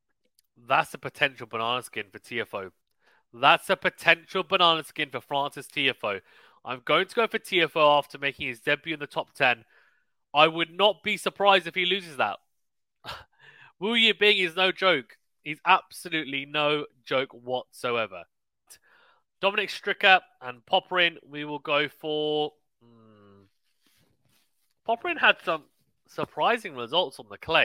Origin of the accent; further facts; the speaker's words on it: United Kingdom; I, as a Brit